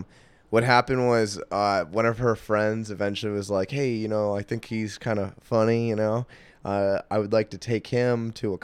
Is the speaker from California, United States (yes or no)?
yes; San Diego, California, United States; also born or lived in New York / Texas; I grew up mostly in San Diego. I mean, I spent a couple years in New York, a couple years in Texas.